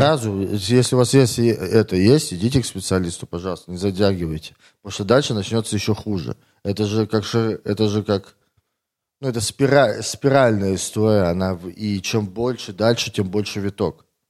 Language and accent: Russian; Tomsk, Tomsk Oblast, Russia; now in Moscow, Russia; Я из Томска